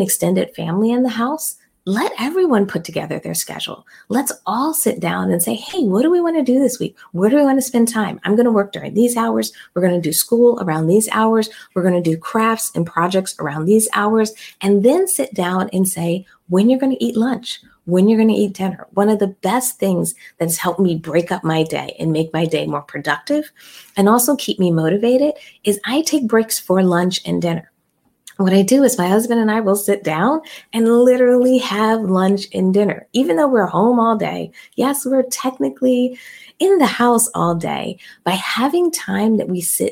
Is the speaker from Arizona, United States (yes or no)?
no; Philadelphia, Pennsylvania, United States; I'm from Philly